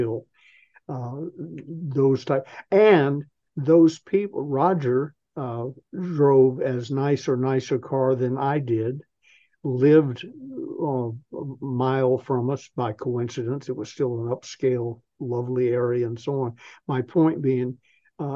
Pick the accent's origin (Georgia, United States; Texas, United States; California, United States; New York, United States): Georgia, United States; Atlanta; moved away as an adult; I'm the little southern boy from Atlanta, Georgia